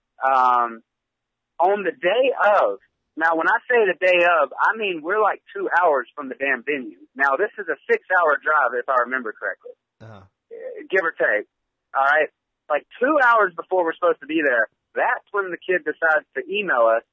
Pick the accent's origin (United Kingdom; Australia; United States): United States; Georgia; I'm from Georgia